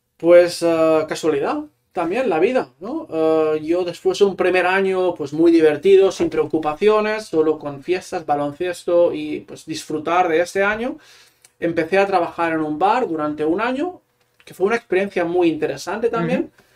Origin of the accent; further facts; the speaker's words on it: a small town in Barcelona province, Catalonia, Spain; first language Catalan; Spanish is a second language; moved away as an adult; now in Utrecht, Netherlands; soy de un pequeño pueblo de Barcelona